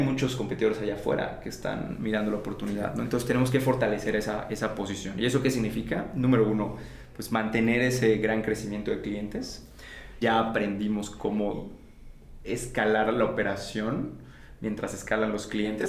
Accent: Campeche, Mexico; yo vengo de Campeche, una ciudad en el sureste mexicano

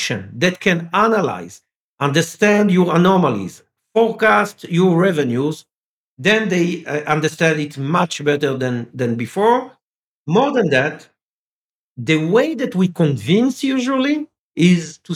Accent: France; first language French; English is a second language; I was born in France. Okay, I'm speaking French. I was born in France.

